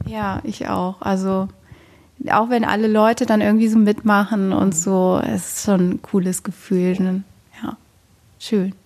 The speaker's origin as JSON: {"language": "German", "region": "Rhineland", "country": "Germany", "moved": "yes", "lives_now": "Bochum, Germany", "said": "ich komme eigentlich auch aus dem Rheinland"}